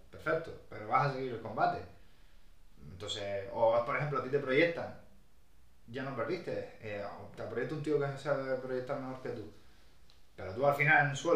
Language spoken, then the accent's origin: Spanish; Brazil; Otro purista a lo mejor, yo soy brasileño, que solo busque la finalización